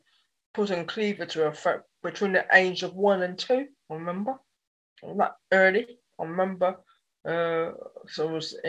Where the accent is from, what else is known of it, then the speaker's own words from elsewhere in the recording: Dorset, South West England, United Kingdom; also born or lived in Yeovil, Somerset; I was born in Yeovil, Somerset. Then at the age of 8, okay, I moved to Dorset